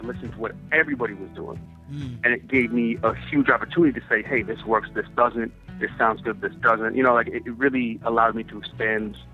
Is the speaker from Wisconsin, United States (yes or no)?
yes; Wisconsin, United States; moved away; also born or lived in New York; I came from Wisconsin, I was a little bit looser about certain things